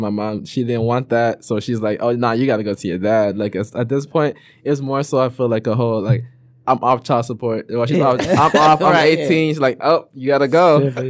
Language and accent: English; Florida, United States; also born or lived in Ivory Coast / Minneapolis, Minnesota; now in Detroit, United States; My mom relocates to Florida. So I stayed in Florida the most of my life. Oh, okay. I'm from Florida.